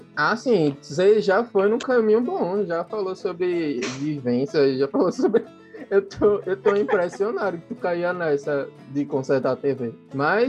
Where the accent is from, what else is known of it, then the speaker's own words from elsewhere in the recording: Recife, Pernambuco, Brazil; moved away; also born or lived in Olinda / João Pessoa; eu sou de Recife, Olinda. É muito difícil você separar os dois, porque eu morava em Recife e vivia.